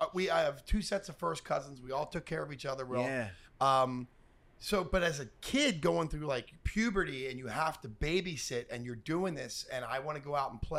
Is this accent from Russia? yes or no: no; Philadelphia, Pennsylvania, United States